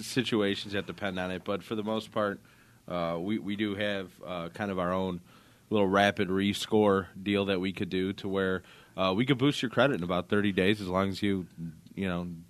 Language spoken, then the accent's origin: English; Illinois, United States; I'm licensed in loans in both California and my home state of Illinois